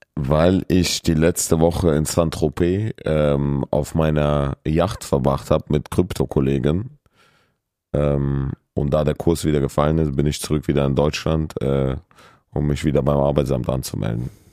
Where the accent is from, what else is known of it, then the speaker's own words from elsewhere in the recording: Kyrgyzstan; now in Germany; ich komme ja aus Kirgisistan